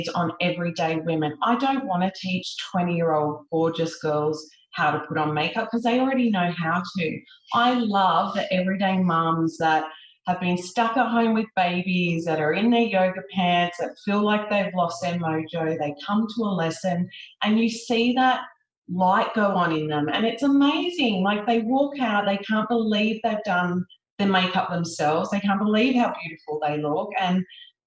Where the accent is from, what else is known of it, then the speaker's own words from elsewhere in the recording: Sydney, New South Wales, Australia; I grew up in Sydney